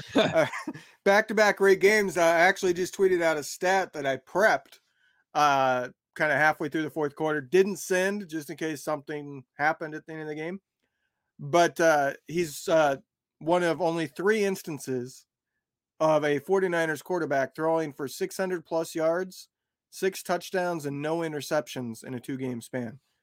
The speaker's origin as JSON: {"language": "English", "area": "an hour and a half south of Chicago", "region": "Illinois", "country": "United States", "tie": "born or raised there", "moved": "yes", "said": "I grew up an hour and a half south of Chicago"}